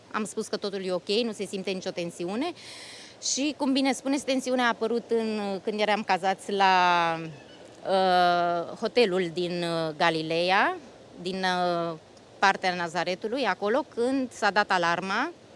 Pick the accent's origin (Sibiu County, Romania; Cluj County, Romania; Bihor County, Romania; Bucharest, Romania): Bucharest, Romania; moved away as an adult; now in Austria; româncă din București. Sunt stabilită de 10 ani în Austria